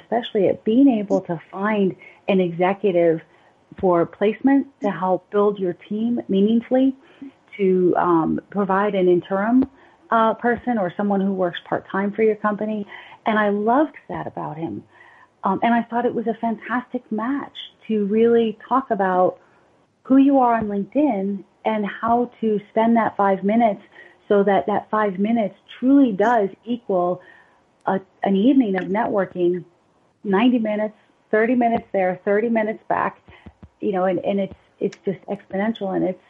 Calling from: Lynchburg, Virginia, United States; I am in Lynchburg, Virginia, which is a 3.5-hour train ride outside of D.C.

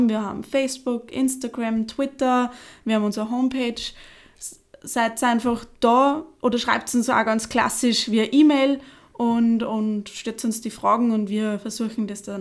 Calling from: St. Florian, Austria; Ich komme aus St. Florian

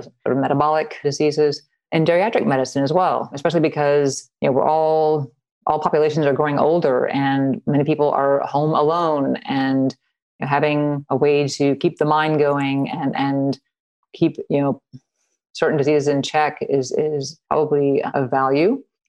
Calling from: Louisville, Kentucky, United States; I am in Louisville, Kentucky.

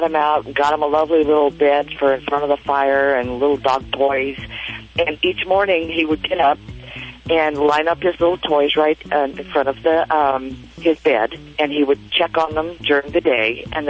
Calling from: Long Beach, California, United States; I'm in Long Beach, California.

